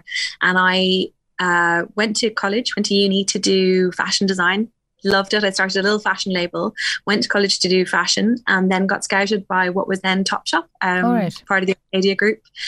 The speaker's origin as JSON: {"language": "English", "area": "Wicklow", "region": "Leinster", "country": "Ireland", "tie": "born or raised there", "said": "being 13, growing up in Wicklow"}